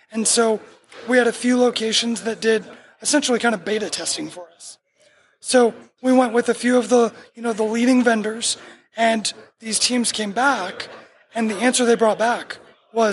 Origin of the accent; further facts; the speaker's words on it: Miramar, Florida, United States; moved away; also born or lived in Hollywood, Florida / Georgia; I was born in Hollywood and raised in Miramar.